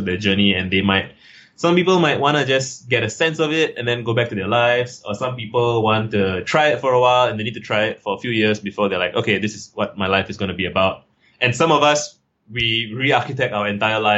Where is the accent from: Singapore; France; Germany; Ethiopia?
Singapore; I'm from Singapore